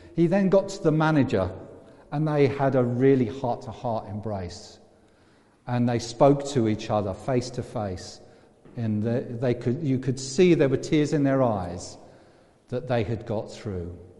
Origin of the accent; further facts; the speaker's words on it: England, United Kingdom; I'm English as well, I'm British too, I'm European.